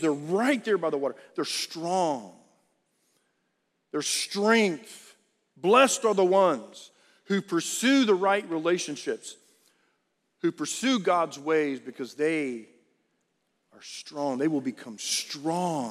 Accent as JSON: {"language": "English", "region": "South Texas", "country": "United States", "tie": "born or raised there", "said": "I grew up in South Texas"}